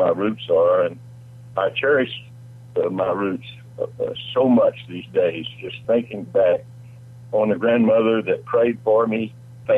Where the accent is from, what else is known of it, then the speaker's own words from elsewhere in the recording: Lamar County, Alabama, United States; also born or lived in Nashville, Tennessee; now in Tennessee, United States; I grew up in a rural county, Lamar County, Alabama.